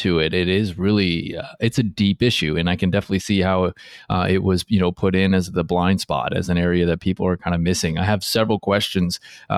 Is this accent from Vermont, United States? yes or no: no; Seattle, Washington, United States; I hail from the Pacific Northwest region of the U.S. in the Seattle area. For the longest time growing up, you didn't need air conditioning ever